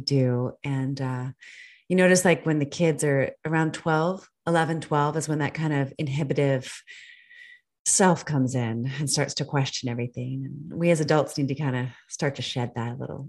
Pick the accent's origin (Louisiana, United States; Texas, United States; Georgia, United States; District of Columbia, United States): District of Columbia, United States; Washington; moved away; also born or lived in Northern Virginia; I too am from Washington, D.C. originally.